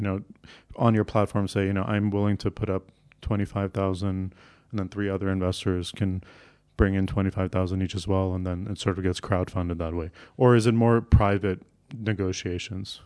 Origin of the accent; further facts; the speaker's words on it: Canada; I grew up in Canada